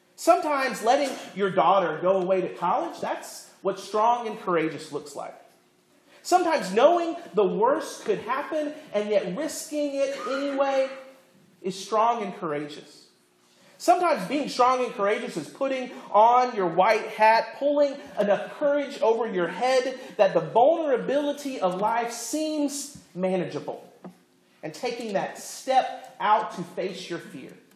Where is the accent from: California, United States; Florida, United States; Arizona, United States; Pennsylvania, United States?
Florida, United States; I grew up in Florida, not Iowa